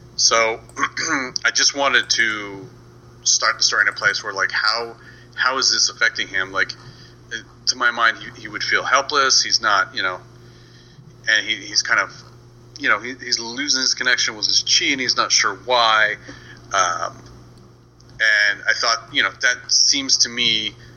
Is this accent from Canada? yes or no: yes; Canada; I'm Canadian